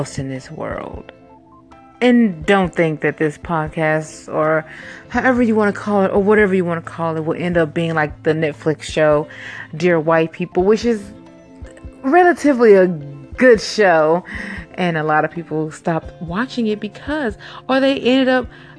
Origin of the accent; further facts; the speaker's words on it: Chicago, Illinois, United States; I was born in Cook County, Chicago, Illinois. You know, Chirac